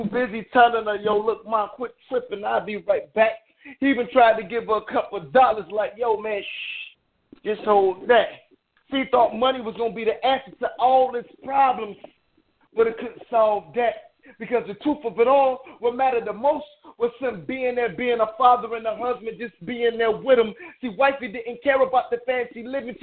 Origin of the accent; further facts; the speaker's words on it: Detroit, Michigan, United States; now in Chicago, United States; I'm actually from Detroit, but I stay out here in Chicago